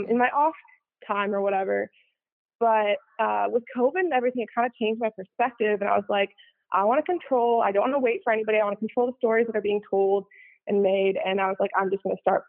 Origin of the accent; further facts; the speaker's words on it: Chicago, Illinois, United States; I grew up in the suburbs of Chicago